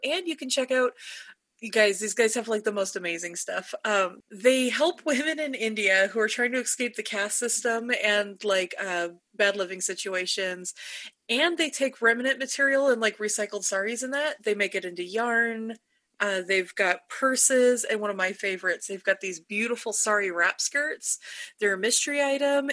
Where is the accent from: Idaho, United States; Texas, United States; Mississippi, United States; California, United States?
California, United States; now in Utah, United States; I was born and raised in California.